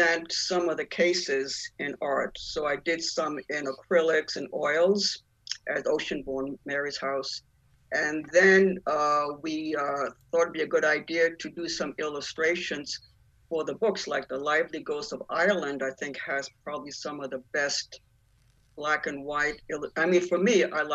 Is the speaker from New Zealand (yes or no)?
no; Italy; I was born in Italy, actually